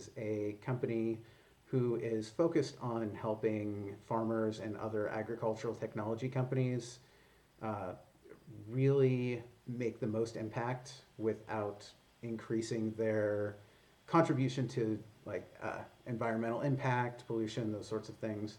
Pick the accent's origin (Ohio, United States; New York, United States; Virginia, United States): Ohio, United States; Cortland; moved away as an adult; also born or lived in Houston / San Francisco; I grew up in Cortland, which is where I live currently. From about the time I was 8 years old or so.